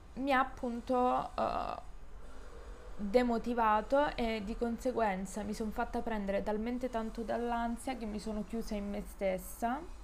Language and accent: Italian; Calabria, Italy; moved away as an adult; now in Genoa, Italy; io sono calabrese